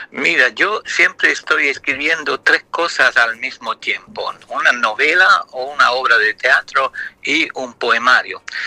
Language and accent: Spanish; Luxembourg; first language Italian; Spanish is a second language; moved away as an adult; also born or lived in France; Yo soy de lengua materna italiana, pero nací en Luxemburgo